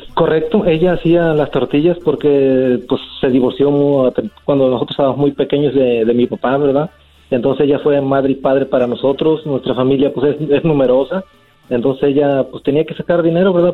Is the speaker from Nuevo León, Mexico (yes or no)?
no; Juchique de Ferrer, Veracruz, Mexico; moved away; soy de Veracruz, de un pueblito llamado Juchique de Ferrer